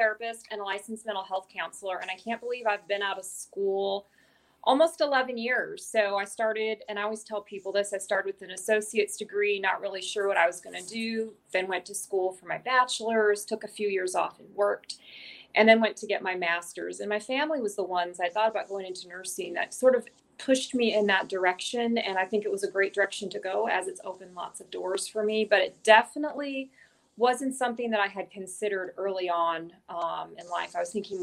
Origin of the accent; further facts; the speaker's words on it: Washington, United States; moved away as an adult; I'm from Washington State originally. So okay. I was born and raised here